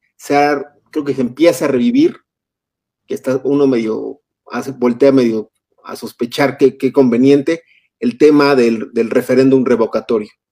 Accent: Mexico

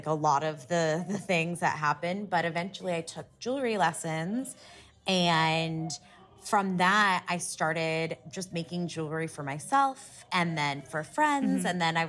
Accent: Columbus, Ohio, United States; Well, we're from Ohio, from Columbus, Ohio

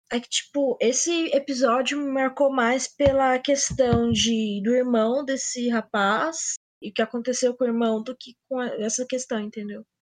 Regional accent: São Paulo, Brazil; sou de São Paulo, e além de falar bolacha

